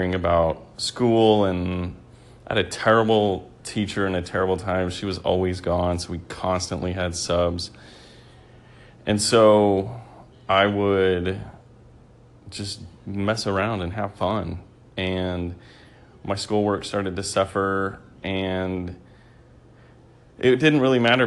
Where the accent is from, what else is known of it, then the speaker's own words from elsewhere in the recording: New Mexico, United States; now in Texas, United States; I grew up in a small town in New Mexico